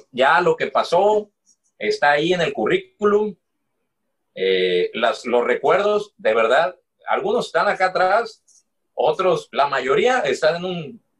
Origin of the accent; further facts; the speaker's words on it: Mexico; yo no tengo papeles para trabajar en Estados Unidos, soy mexicano.